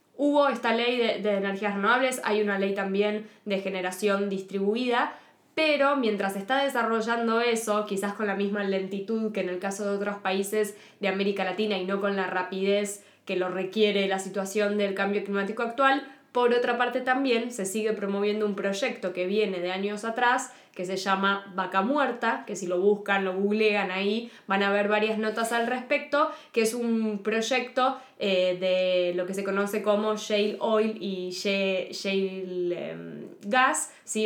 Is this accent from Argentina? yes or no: yes; Argentina; soy periodista multimedia especializada en ambiente y cambio climático de Argentina